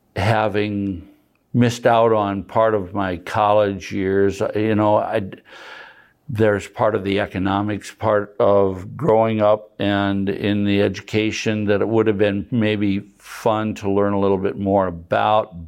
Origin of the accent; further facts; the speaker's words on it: Madison, South Dakota, United States; also born or lived in Deadwood, South Dakota / Huron, South Dakota; I've grown up in Madison, South Dakota, been here my whole life.